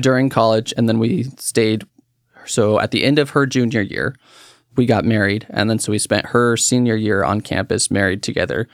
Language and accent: English; Woodburn, Oregon, United States; I was born here in Oregon, um, raised in Woodburn